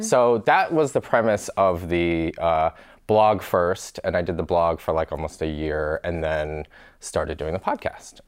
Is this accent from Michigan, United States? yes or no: yes; Michigan, United States; So I grew up in Michigan